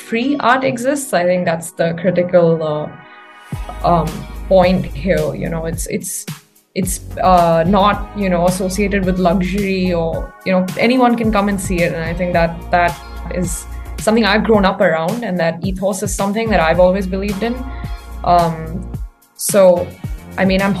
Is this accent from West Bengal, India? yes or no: no; Mumbai, Maharashtra, India; moved away as an adult; also born or lived in Ithaca, New York, United States; I was born and raised in Mumbai, and I live here right now